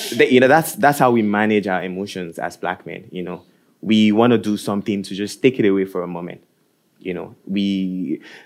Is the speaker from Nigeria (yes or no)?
yes; Nigeria; moved away as an adult; now in Norway; I am from Nigeria also, and I think I moved here around the same time that you did